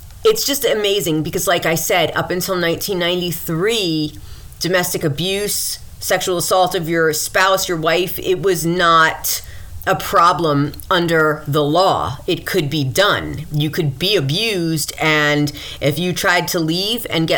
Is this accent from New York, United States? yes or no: yes; Mount Vernon, New York, United States; also born or lived in Westchester County, New York, United States; I'm from Mount Vernon